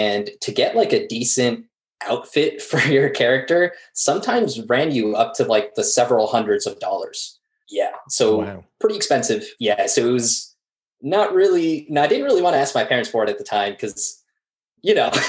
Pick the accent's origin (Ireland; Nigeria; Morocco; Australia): Morocco; now in Philadelphia, United States; I'm used to more tropical weather back in my home country of Morocco.